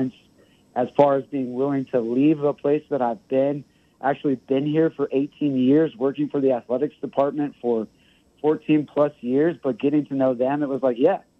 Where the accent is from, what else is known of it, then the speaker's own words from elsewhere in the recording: El Paso, Texas, United States; I enjoyed growing up in El Paso. I spent most of my time on the east side